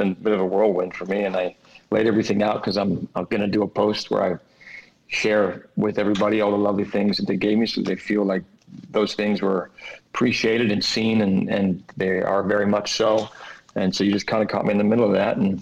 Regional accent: Canada; I'm all Canadian

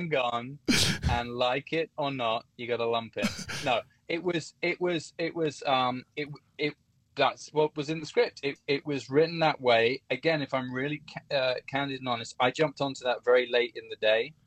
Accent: Hertfordshire, East of England, United Kingdom; also born or lived in London; From Hertfordshire

